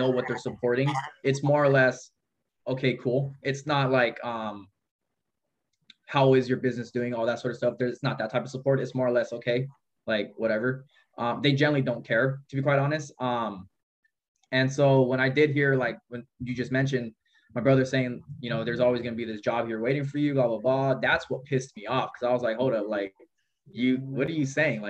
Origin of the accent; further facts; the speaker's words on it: Modesto, California, United States; now in Merced, United States; I grew up in Modesto.